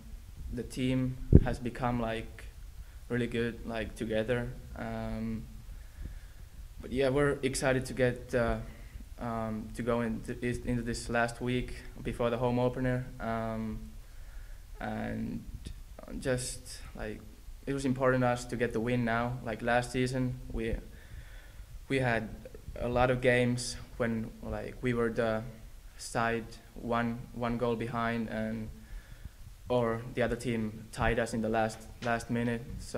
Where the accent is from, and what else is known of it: Finland